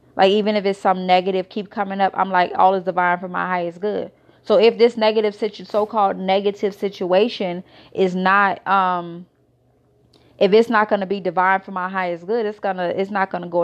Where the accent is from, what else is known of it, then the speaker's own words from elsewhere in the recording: Israel; moved away as an adult; also born or lived in United States; I was born in America, raised in Israel